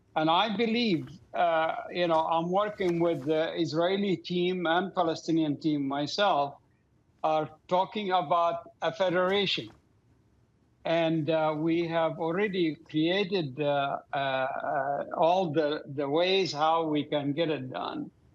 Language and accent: English; Doha, Qatar; moved away; I grew up in Doha, Qatar.